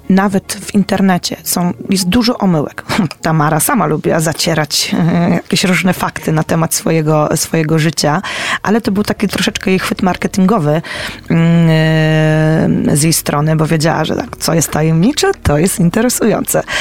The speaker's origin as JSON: {"language": "Polish", "town": "Poznań", "region": "Greater Poland", "country": "Poland", "said": "my jako poznaniacy"}